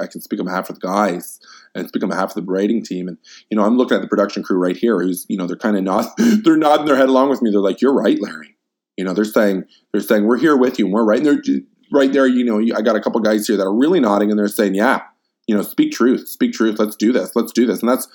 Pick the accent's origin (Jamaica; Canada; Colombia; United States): Canada; I can only speak as a Canadian